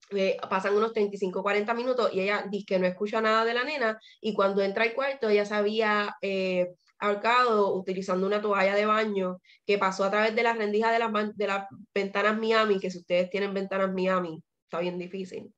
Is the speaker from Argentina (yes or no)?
no; Puerto Rico; moved away as an adult; yo salí corriendo de Puerto Rico